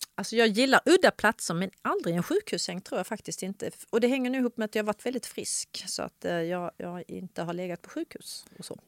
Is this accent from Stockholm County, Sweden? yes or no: no; Ystad, Skåne, Sweden; jag är uppväxt i Ystad